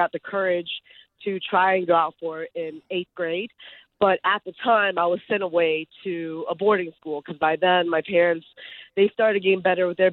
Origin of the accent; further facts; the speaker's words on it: United States; English is a second language; I was born in the U.S.